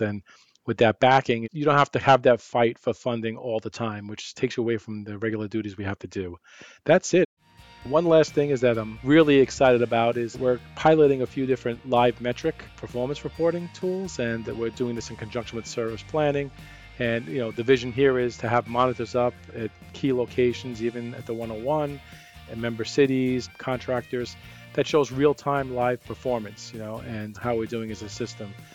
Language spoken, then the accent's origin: English; New York, United States; accent: New York; moved away as an adult; now in Arizona, United States; growing up in New York